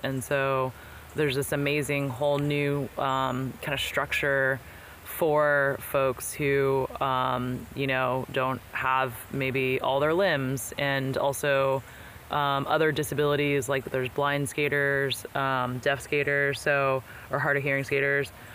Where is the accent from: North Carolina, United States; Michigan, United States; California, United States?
California, United States; Bay Area; I was born here in the Bay Area